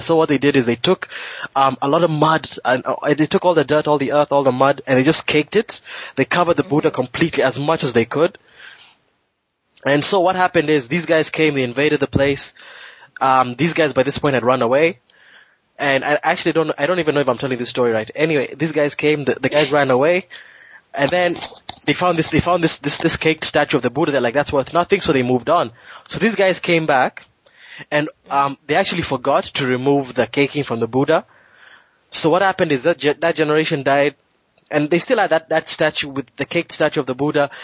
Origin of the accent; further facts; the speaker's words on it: Kenya; moved away; I grew up I grew up a Christian in Kenya